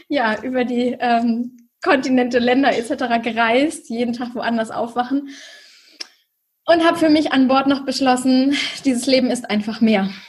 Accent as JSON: {"language": "German", "region": "Schleswig-Holstein", "country": "Germany", "said": "Ich komme aus dem Norden von Deutschland bei Hamburg. Ich sage mal gerne, ich komme aus Hamburg, aber genau genommen komme ich noch aus Schleswig-Holstein, nämlich dem Ort, der direkt an Hamburg angrenzt."}